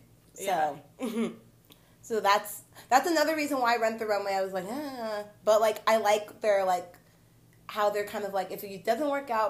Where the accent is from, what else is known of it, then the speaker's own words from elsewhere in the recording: Nigeria; I'm Nigerian.